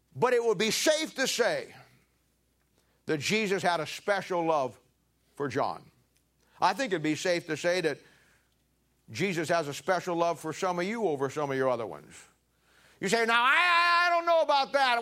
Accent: United States; we're famous as American Christians

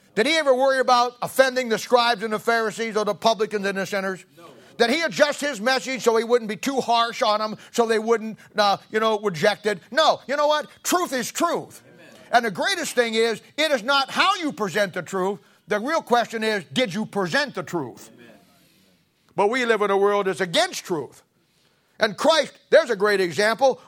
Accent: United States; I'm an American.

